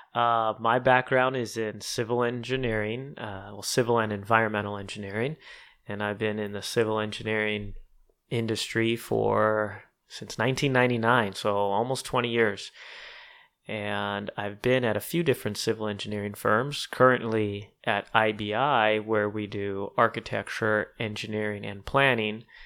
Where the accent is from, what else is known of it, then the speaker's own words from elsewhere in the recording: Southern California, United States; I was born and raised in Southern California.